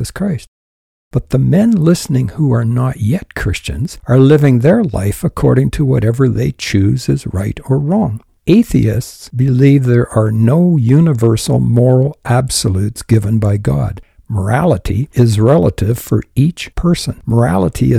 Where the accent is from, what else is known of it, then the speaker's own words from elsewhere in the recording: Canada; I'm a Canadian. I was born in Canada.